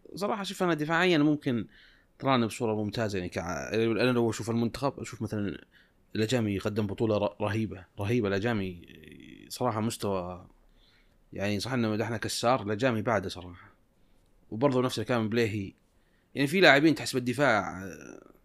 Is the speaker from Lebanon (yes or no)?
no; Saudi Arabia; عندنا في السعوديه